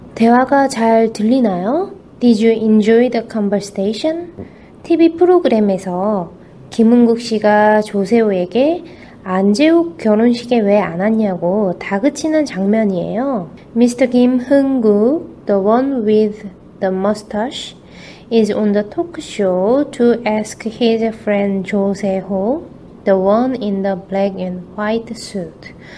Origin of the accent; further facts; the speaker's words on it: South Korea; first language Korean; 저는 한국인이에요